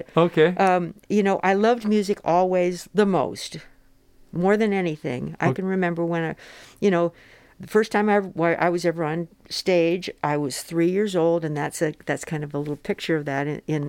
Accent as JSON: {"language": "English", "town": "Phoenix", "region": "Arizona", "country": "United States", "tie": "born or raised there", "said": "I grew up in Phoenix, Arizona"}